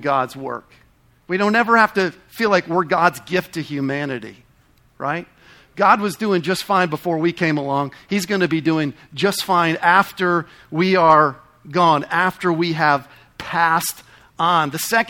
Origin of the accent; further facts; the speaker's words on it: New England, United States; I grew up in New England